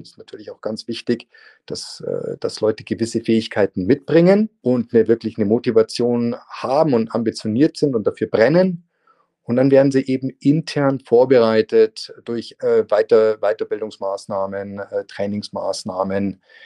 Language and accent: German; Munich, Bavaria, Germany; moved away as an adult; also born or lived in France / Spain; in meine Heimatstadt der München